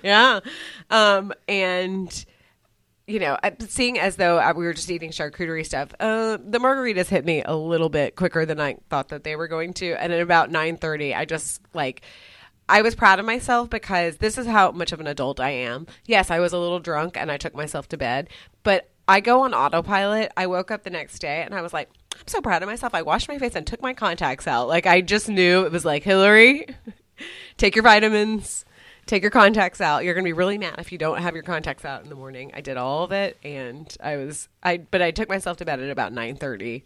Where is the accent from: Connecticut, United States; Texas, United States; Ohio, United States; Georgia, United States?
Texas, United States; moved away; growing up in Texas